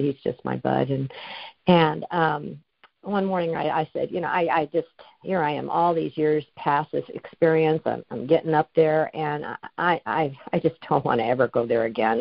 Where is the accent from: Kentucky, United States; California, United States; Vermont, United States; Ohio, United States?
California, United States; now in Washington, United States; I was going to my hometown every month to see my parents. They're in their 90s. And I'd fly from Washington down to California